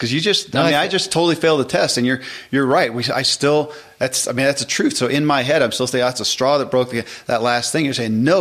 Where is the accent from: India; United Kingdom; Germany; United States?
United States; the South; I grew up in the South.